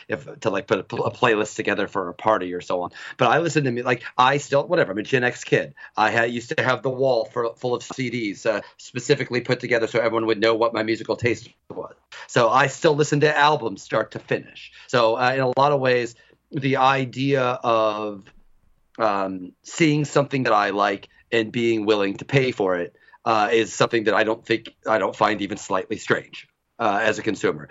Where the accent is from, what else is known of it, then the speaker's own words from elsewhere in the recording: United States; I was born in the United States in 1975